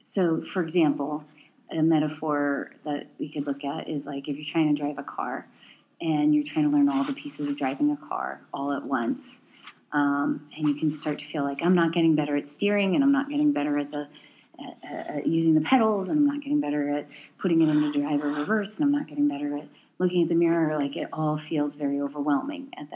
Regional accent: East Coast, United States; also born or lived in Portland / Chicago; now in Pacific Northwest, United States; I'm in the Pacific Northwest and I'm from the East Coast.

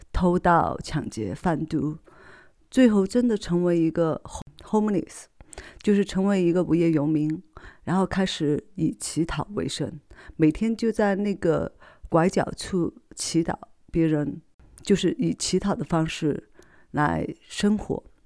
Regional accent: Sichuan, China; accent: non-standard Mandarin (Sichuan); 因为我是四川人嘛

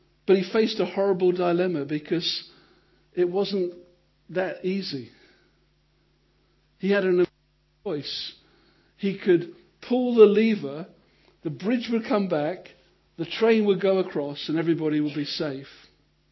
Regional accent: United Kingdom; because we're British

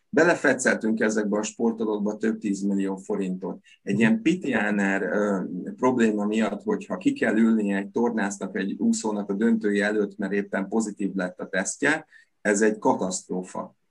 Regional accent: Veszprém, Veszprém County, Hungary; én ott születtem a Veszprémi kórházban

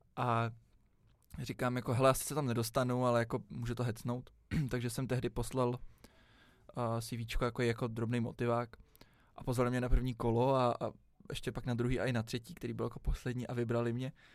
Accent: Prague, Czechia; jsem vždycky celý život žil v Praze

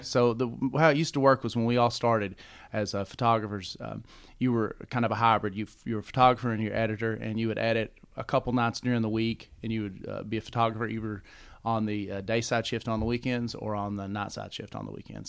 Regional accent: London, Kentucky, United States; also born or lived in Lexington, Kentucky; I'm from Kentucky, yeah. I'm originally from London and, and moved to Lexington, went on to college

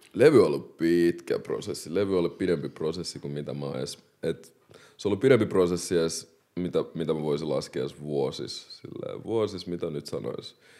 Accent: Helsinki, Uusimaa, Finland; also born or lived in Democratic Republic of the Congo; mä oon kasvanut tosi monikulttuurisessa yhteisössä Malmilla

